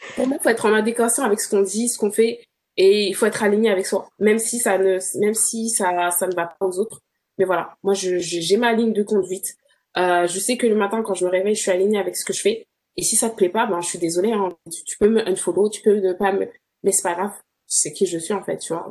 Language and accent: French; France; moved away as an adult; also born or lived in Birmingham, England; je suis française